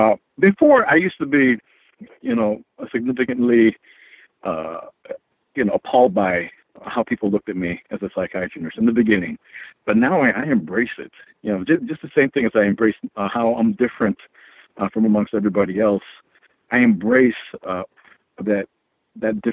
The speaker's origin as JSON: {"language": "English", "country": "United States", "tie": "born or raised there", "also_born_or_lived": "Philippines", "said": "as a Filipino child, you know, I'm an immigrant. Came to the United States when I was 4 years of age"}